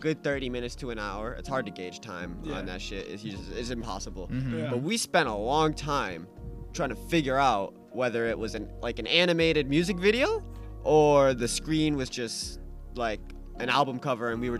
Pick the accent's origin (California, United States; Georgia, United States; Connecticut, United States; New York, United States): Connecticut, United States; Southington; I'm from Southington, Connecticut, Harford County. You know, from the burbs, from the burbs. White kid from the suburbs.